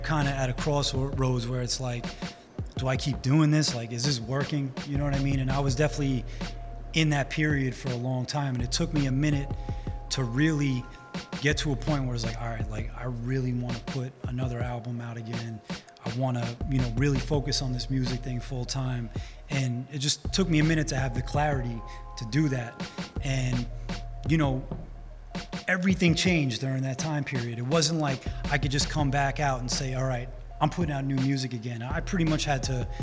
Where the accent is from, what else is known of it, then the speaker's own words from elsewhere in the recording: New York City, New York, United States; being that I'm from Rockaway Beach, the Summer Classics basketball tournament is so much wrapped into the community that I grew up